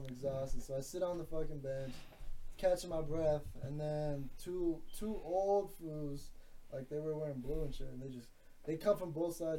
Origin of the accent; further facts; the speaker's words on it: Inglewood, California, United States; also born or lived in Santa Monica, California; Oh, I wasn't born and raised, but I was raised in Inglewood, and like I went to all my schools were like in the Westchester area, like closer to the beach over there